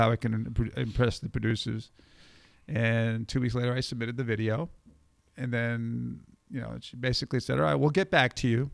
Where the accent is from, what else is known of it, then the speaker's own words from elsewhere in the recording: New York, United States; growing up in New York